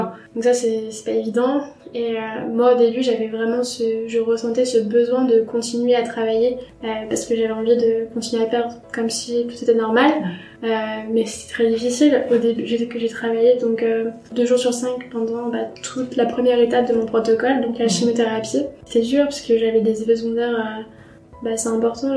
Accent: Troyes, Grand Est, France; now in Paris, France; je suis originaire de Troyes, j'habite à Paris depuis quelques années

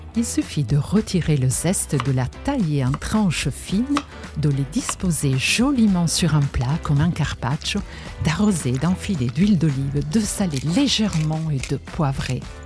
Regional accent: Genoa, Liguria, Italy; moved away; Je suis née à Gênes

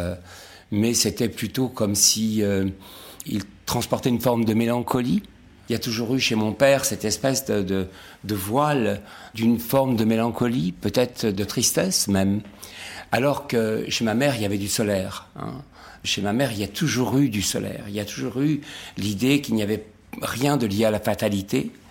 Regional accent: Nice, Provence-Alpes-Côte d'Azur, France; also born or lived in Casablanca, Morocco; C'est l'âge de mes 6 ans à Nice avec ma grand-mère. Avant ça, je suis né à Casablanca.

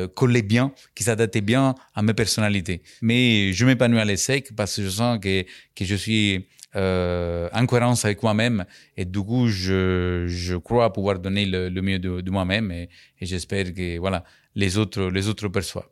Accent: Capri, Campania, Italy; French is a second language; moved away as an adult; also born or lived in Naples; now in France; j'ai grandi sur l'île de Capri, où je suis né, en 1970.

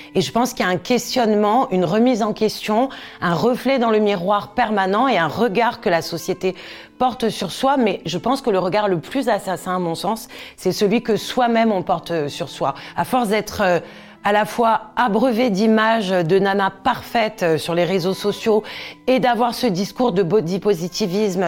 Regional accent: Corsica, France; J'ai grandi en Corse, dans une région où on était souvent en maillot

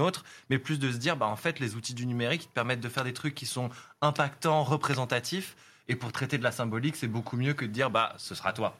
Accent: France; on est français, notre studio il est à Paris

